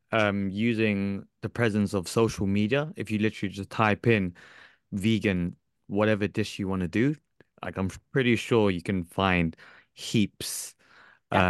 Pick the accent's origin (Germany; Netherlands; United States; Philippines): Philippines; I'm Filipino. I'm, I'm from Southeast Southeast Asia